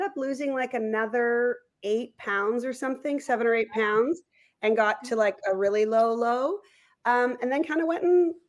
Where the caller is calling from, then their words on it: Toronto, Ontario, Canada; I'm coming from Leaside in Toronto.